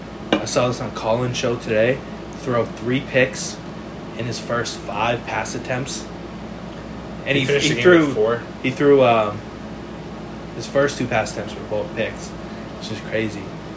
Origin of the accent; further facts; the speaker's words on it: Boston, Massachusetts, United States; we're from Boston, so we're diehard Patriot fans.